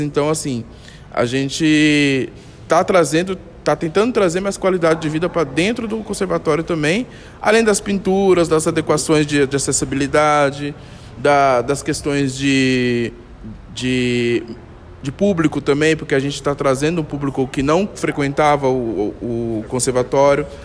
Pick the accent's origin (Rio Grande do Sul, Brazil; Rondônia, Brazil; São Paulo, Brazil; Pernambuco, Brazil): São Paulo, Brazil; moved away; eu sou de São Paulo, né? E quando eu trabalhava em São Paulo